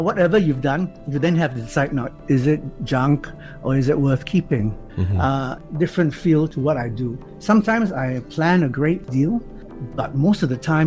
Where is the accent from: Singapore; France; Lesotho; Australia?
Singapore; also born or lived in Edinburgh; being Singaporean